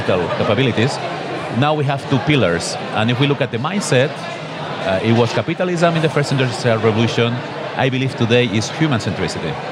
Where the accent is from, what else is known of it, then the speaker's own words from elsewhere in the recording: Barcelona, Catalonia, Spain; I am a guy from Barcelona